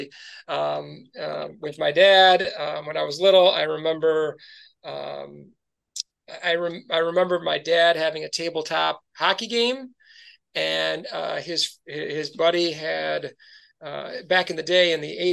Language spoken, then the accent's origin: English; Grand Rapids, Michigan, United States; also born or lived in Bay City, Michigan / Troy, Michigan; I grew up in Grand Rapids. My dad worked for the Grand Rapids Press, and we lived there until I was 8 years old.